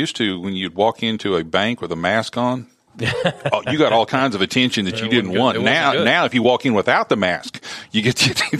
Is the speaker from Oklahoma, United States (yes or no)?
yes; Oklahoma, United States; moved away as an adult; also born or lived in Tennessee; now in Columbia, United States; I grew up in Oklahoma and have made Tennessee my home now. I've been here longer than I lived in Oklahoma.